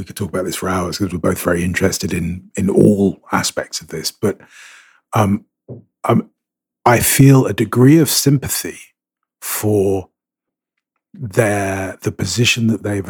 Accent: Scotland, United Kingdom; I'm Scottish and I'm Catholic, so that makes me a Celtic fan

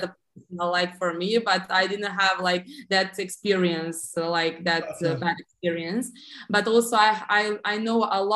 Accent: Serbia; I live in Serbia. We are from the Southeast Europe, actually on the Balkan

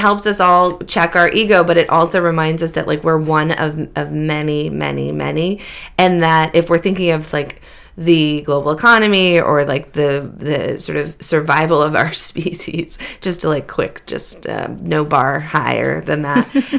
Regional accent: Beverly, Massachusetts, United States; born or raised there; moved away as an adult

